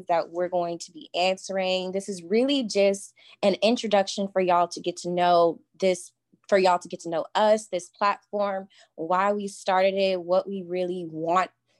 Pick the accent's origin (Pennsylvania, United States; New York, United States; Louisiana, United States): Louisiana, United States; Baton Rouge; moved away as an adult; now in Lafayette, United States; I am from Baton Rouge, Louisiana. I went to school there